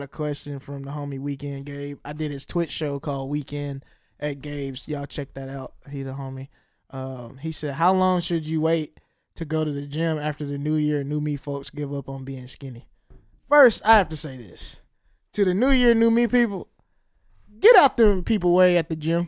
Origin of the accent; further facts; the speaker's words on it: the South, United States; I grew up in the South